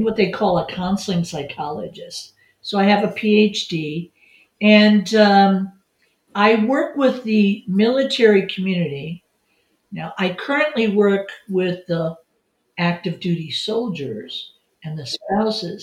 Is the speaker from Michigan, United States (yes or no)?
yes; Detroit, Michigan, United States; moved away; I grew up in Detroit, Michigan.